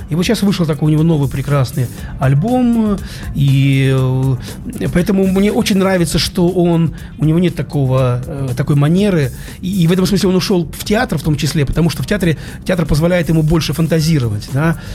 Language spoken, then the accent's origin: Russian; Saint Petersburg, Russia; Вот завтра премьера, это приедет вся московская группа, и только я один питерский.